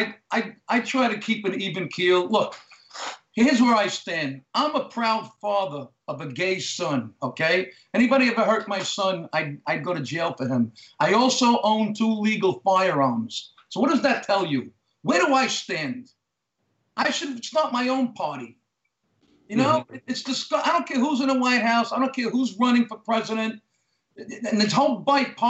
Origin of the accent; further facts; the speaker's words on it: New York City, New York, United States; also born or lived in Staten Island; I grew up in Brooklyn